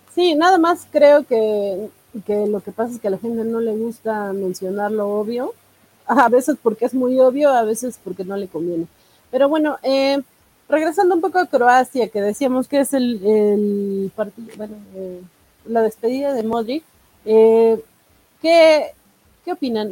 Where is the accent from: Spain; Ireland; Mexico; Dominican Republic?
Mexico